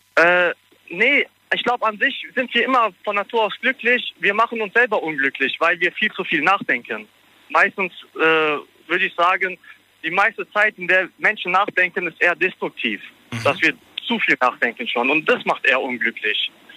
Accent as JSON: {"language": "German", "country": "Germany", "tie": "born or raised there", "said": "ich bin in Deutschland geboren und hier okay. aufgewachsen"}